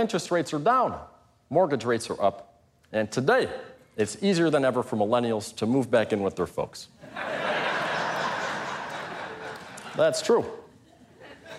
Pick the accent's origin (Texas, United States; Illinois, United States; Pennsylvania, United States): Illinois, United States; Chicago; I'm from Chicago